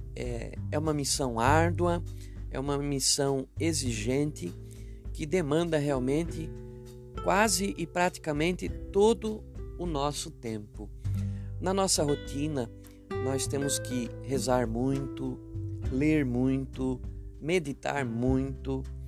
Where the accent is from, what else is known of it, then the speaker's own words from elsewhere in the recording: Itu, São Paulo, Brazil; also born or lived in Baliza, Roraima; na cidade de Itu, que é o meu berço, né? Onde fui criado